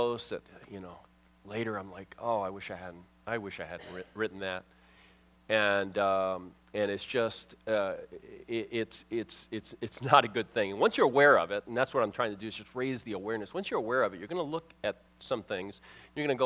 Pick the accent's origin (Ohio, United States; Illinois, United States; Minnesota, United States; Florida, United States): Florida, United States; Miami; moved away; I'm from Miami area.